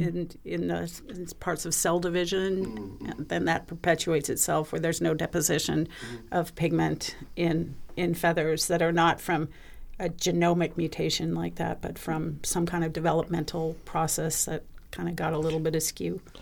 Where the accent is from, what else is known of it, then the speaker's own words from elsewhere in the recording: Pacific Northwest, United States; moved away; I grew up in the Pacific Northwest